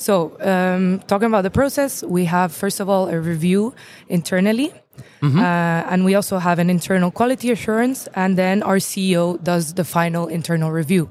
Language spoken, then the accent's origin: English; Luxembourg; I'm from Luxembourg